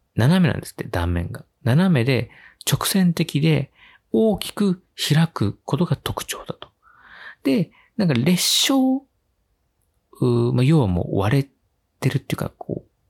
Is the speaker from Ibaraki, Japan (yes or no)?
no; Yokohama, Kanagawa, Japan; 地元の横浜